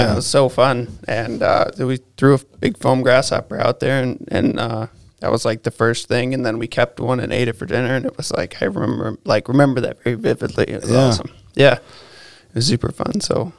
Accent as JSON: {"language": "English", "town": "Ada", "region": "Michigan", "country": "United States", "tie": "born or raised there", "also_born_or_lived": "Montana", "said": "I grew up in Ada and went to like Forest Hills Eastern. And yeah, when I was growing up there, it was still pretty small. Like it wasn't, we could ride our bikes wherever we wanted."}